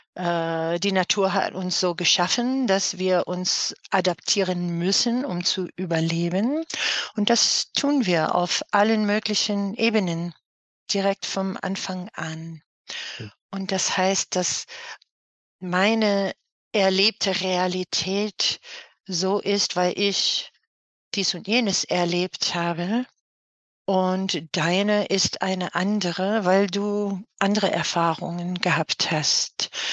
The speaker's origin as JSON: {"language": "German", "region": "New York", "country": "United States", "tie": "born or raised there", "second_language": "German", "moved": "as an adult", "lives_now": "Cologne, Germany", "said": "Also ich bin gebürtige New Yorkerin, mhm. äh, wohne seit einer Ewigkeit in Köln, das ist meine Wahlheimat"}